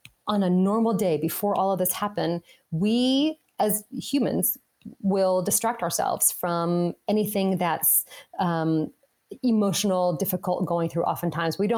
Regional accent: Las Vegas, Nevada, United States; I grew up in Las Vegas

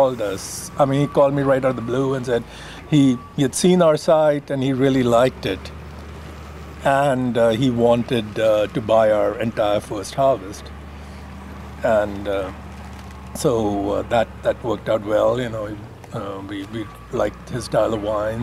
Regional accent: India; moved away as an adult; also born or lived in Alabama / Texas; now in Oregon, United States; I grew up in India, which doesn't really have a wine culture

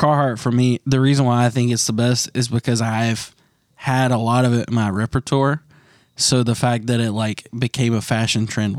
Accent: East Coast, United States; we're actually from the East Coast.

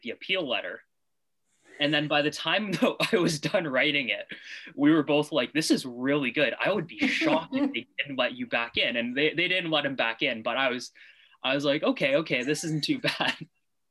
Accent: North Vancouver, British Columbia, Canada; also born or lived in Montreal; I'm from North Vancouver, born and raised.

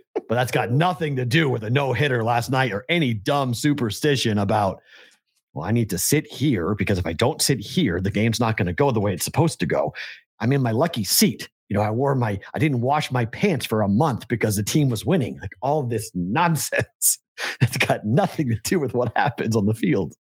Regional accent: Boston, Massachusetts, United States; moved away; growing up in Boston

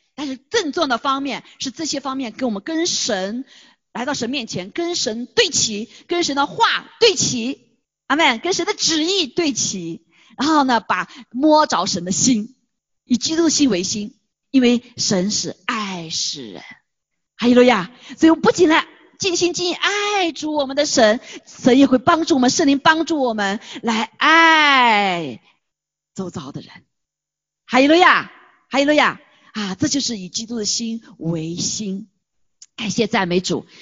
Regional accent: China; moved away; 我们作为中国人比较专注，就知道中国的事情

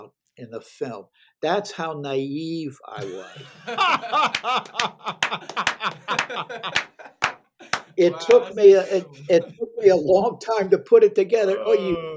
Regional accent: Pittsburgh, Pennsylvania, United States; on the north side of Pittsburgh, where I grew up, I grew up on Spring Hill.

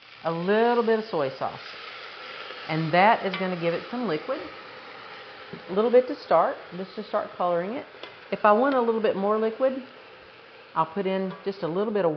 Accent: the South, United States; I'm Southern

